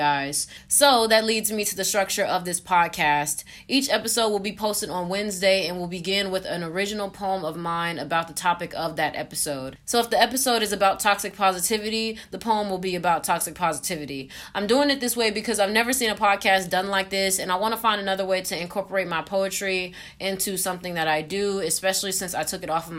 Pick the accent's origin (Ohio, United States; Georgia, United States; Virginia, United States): Georgia, United States; Atlanta; I am a 20-year-old from Atlanta